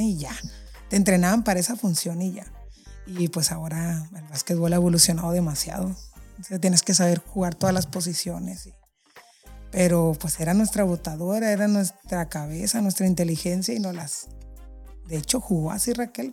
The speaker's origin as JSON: {"language": "Spanish", "town": "San José del Cabo", "region": "Baja California Sur", "country": "Mexico", "tie": "born or raised there", "said": "soy orgullosamente chollera. Nací aquí en San José del Cabo"}